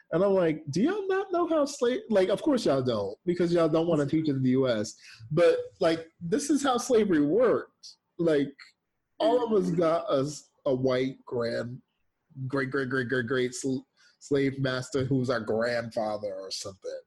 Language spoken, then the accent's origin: English; United States; also born or lived in Jamaica; I am Jamaican raised in America